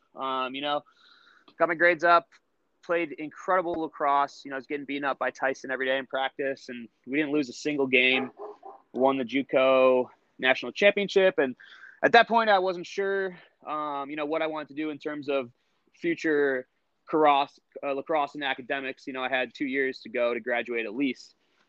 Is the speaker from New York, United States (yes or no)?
yes; Buffalo, New York, United States; we grew up together in Buffalo, New York.